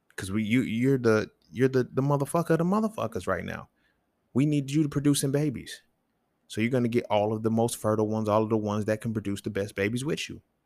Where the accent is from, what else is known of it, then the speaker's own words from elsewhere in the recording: the South, United States; I grew up in the South